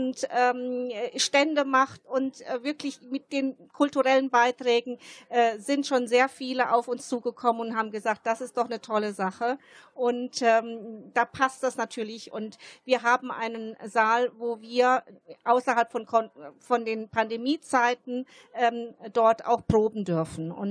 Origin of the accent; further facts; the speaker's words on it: Germany; first language Italian; German is a second language; ich bin Deutsche hier aufgewachsen und meine Kindheit habe ich, also die erste Sprache war die italienische Sprache